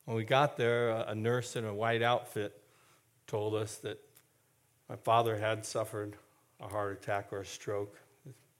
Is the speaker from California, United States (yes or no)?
yes; Castro Valley, California, United States; the house where I grew up in Castor Valley